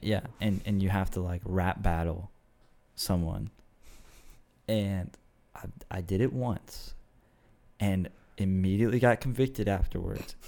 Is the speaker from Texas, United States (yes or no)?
yes; Austin, Texas, United States; I'm from the area, so I'm a second generation Austinite.